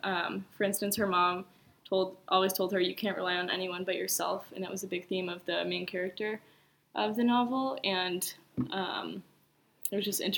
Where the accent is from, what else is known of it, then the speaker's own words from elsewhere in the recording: Atlanta, Georgia, United States; I'm a rising sophomore at Colorado College. I'm from Atlanta, Georgia